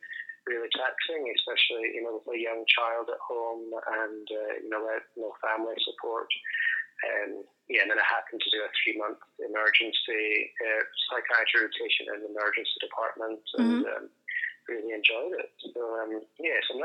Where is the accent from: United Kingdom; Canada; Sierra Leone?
United Kingdom; Edinburgh, Scotland; moved away as an adult; also born or lived in Dundee / Adelaide; now in Australia; as you'll quickly pick up on my accent, I'm not from Australia. So I'm from Scotland and originally from Edinburgh.